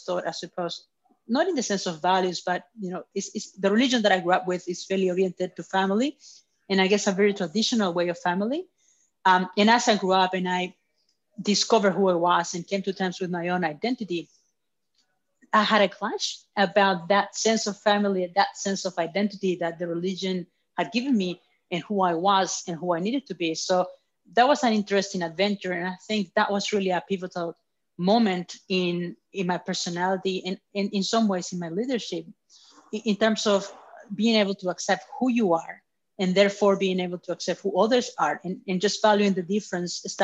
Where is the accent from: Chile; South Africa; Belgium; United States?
Chile; now in Australia; I was born in Chile 30-some years ago.